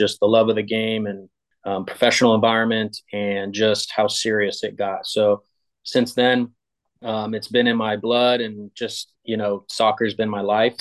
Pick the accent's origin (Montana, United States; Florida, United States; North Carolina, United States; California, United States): Florida, United States; Tampa; also born or lived in Bradenton; I grew up in Tampa